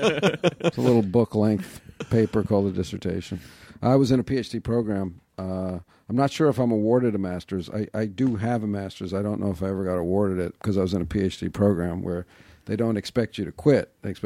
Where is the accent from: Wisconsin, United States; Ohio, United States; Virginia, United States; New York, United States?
New York, United States; I grew up in New York, yeah.